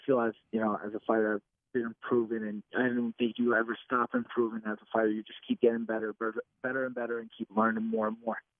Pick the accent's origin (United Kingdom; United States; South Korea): United States; New Jersey; make my state proud, make my, you know, my hometown proud